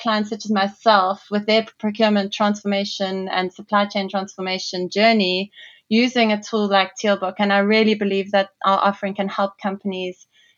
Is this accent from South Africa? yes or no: yes; Durban, KwaZulu-Natal, South Africa; moved away as an adult; also born or lived in London, United Kingdom / Toronto, Canada; From South Africa originally, as you can hear, I was born in Durban on the east coast of South Africa.